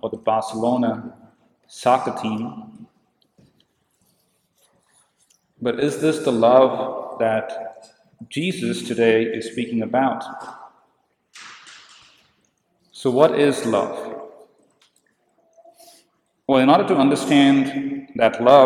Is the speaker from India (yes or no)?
yes; India; I come from India